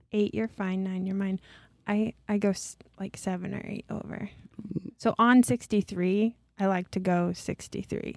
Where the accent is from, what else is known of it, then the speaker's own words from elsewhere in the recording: Traer, Iowa, United States; I'm from Traer